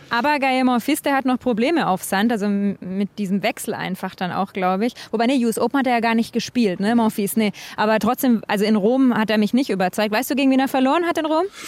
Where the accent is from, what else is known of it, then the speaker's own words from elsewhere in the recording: Konstanz, Baden-Württemberg, Germany; ich komme jetzt nicht aus Villingen okay. genau, sondern aus äh, Konstanz oder Konstanz, wie wir sagen